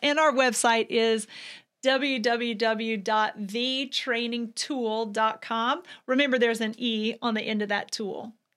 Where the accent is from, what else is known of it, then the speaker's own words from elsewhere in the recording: Vidalia, Georgia, United States; moved away as an adult; now in Ocala, United States; I'm from Vidalia, Georgia. So that's where I was born and raised the majority of my life